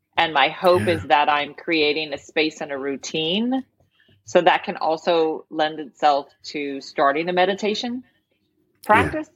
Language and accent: English; the South, United States; now in Louisiana, United States; people are going to know I'm from the South because I have a porch